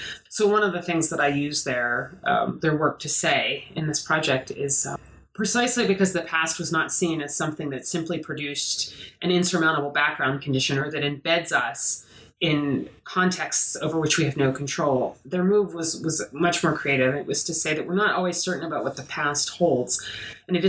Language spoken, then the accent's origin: English; Pittsburgh, Pennsylvania, United States; an American who grew up in Pittsburgh